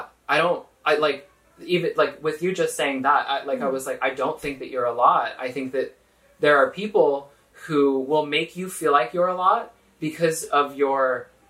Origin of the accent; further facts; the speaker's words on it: Sacramento, California, United States; also born or lived in Houston, Texas; I grew up in Sacramento in California.